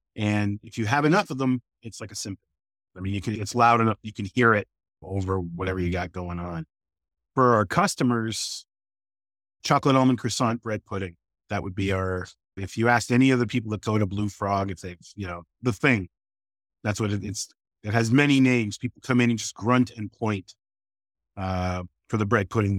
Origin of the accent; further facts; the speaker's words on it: Toronto, Ontario, Canada; moved away as an adult; also born or lived in New York; now in Boston, United States; I grew up middle, lower middle class in Canada